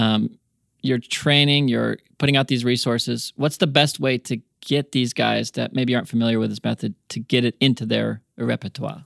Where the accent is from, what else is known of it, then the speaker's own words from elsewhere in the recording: United States; accent: American; also born or lived in New Zealand; my American accent